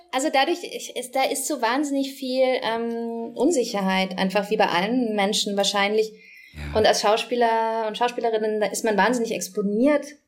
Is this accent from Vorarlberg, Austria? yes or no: no; Vienna, Austria; accent: Wienerisch; ich bin ja in Wien aufgewachsen